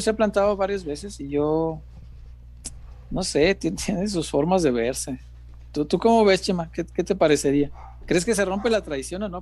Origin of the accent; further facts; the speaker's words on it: Mexico; como mexicano